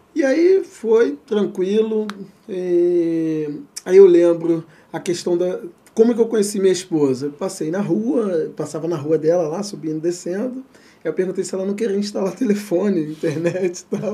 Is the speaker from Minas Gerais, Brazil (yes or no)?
no; Rio de Janeiro, Brazil; also born or lived in São Paulo; sou nascido e criado em Madureira